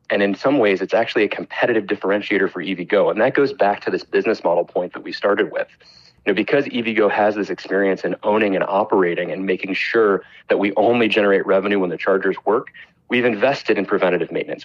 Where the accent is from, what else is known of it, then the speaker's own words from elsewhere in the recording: Chicago, Illinois, United States; my hometown of chicago